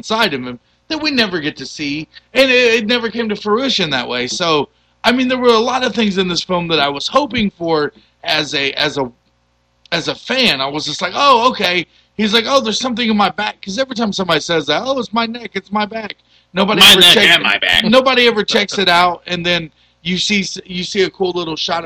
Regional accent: United States; as an American

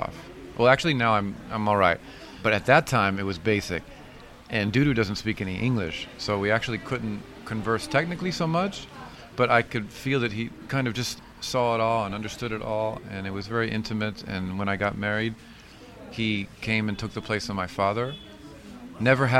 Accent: Florida, United States; moved away as an adult; now in Dakar, Senegal; I grew up completely in Florida, but having been born here

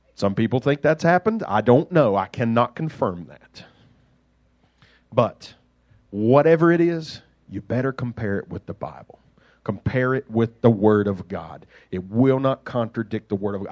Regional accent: Duxbury, Massachusetts, United States; I grew up in Duxbury. The mean streets of Duxbury

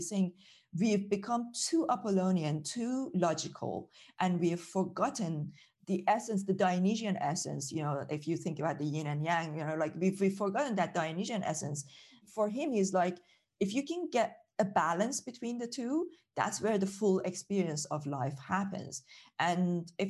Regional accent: Iran; moved away as an adult; now in United Kingdom; I grew up in Iran

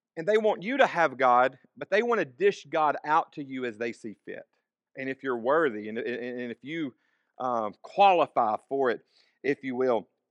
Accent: Savannah, Tennessee, United States; born or raised there; also born or lived in Florence, Alabama

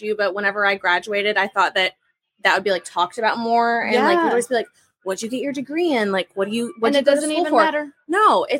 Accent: Fort Worth, Texas, United States; born or raised there; also born or lived in Plano, Texas

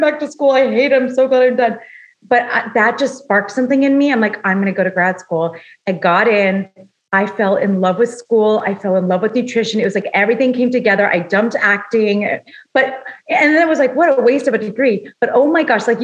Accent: Los Angeles, California, United States; I grew up in Los Angeles

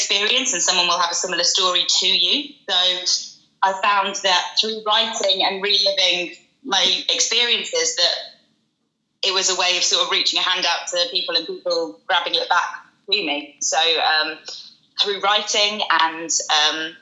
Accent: West Midlands, United Kingdom; moved away as an adult; now in London, United Kingdom; growing up in the West Midlands

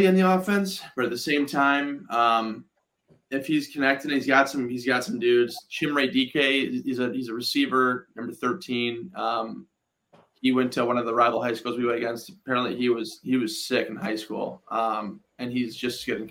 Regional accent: Wisconsin, United States; Wisconsin, I grew up in Wisconsin.

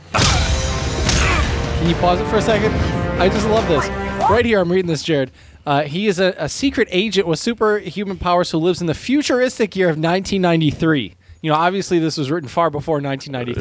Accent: United States; as an American growing up in America

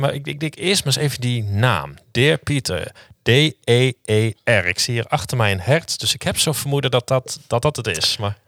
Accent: Leeuwarden, Friesland, Netherlands; also born or lived in Utrecht; ik kom uit Leeuwarden

